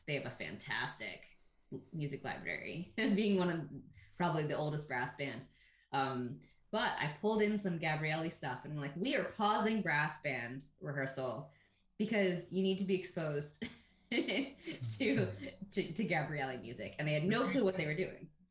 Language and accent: English; Ohio, United States; moved away as an adult; also born or lived in United Kingdom; when I was a kid growing up in Ohio